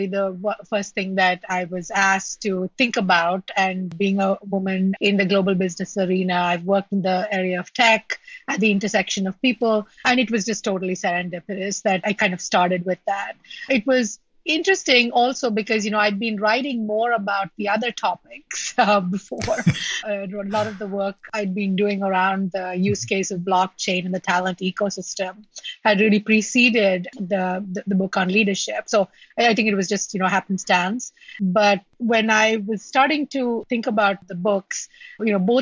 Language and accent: English; India; moved away; I grew up in India